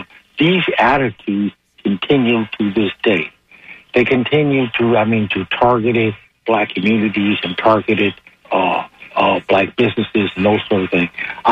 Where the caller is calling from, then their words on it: Tampa, Florida, United States; I'm calling from the Tampa.